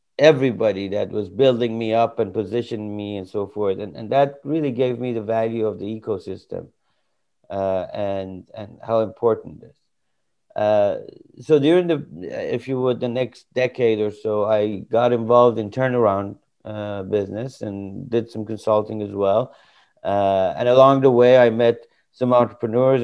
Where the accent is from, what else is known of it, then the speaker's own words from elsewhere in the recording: Iran; moved away as an adult; now in United States; I came from Iran. And this was about 2-3 years before the revolution that happened there. And I came to study.